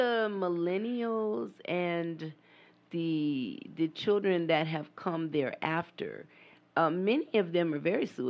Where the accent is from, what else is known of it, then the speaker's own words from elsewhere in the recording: San Diego, California, United States; also born or lived in Houston; There you go. You know, and then I was raised in San Diego, so we had all kind of seafood, you know